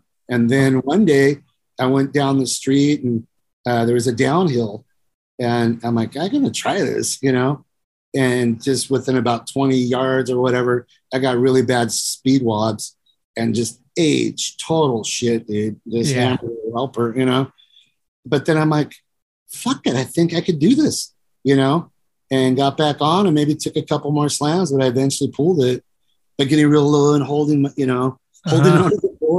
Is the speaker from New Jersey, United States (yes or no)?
no; Yuma, Arizona, United States; born there; also born or lived in San Jose / Germany / Virginia; I was born in Yuma, Arizona.